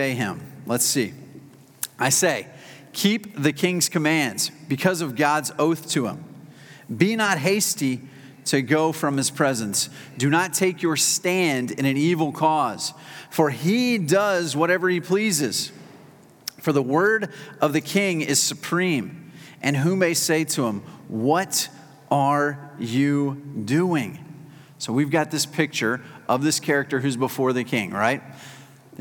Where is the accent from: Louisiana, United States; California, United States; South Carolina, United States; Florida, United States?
South Carolina, United States; I'm a South Carolinian